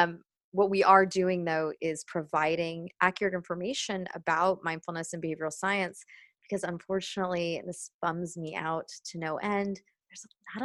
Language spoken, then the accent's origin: English; Los Angeles, California, United States; also born or lived in New York; And then, now in California, when I moved back to my hometown of Los Angeles.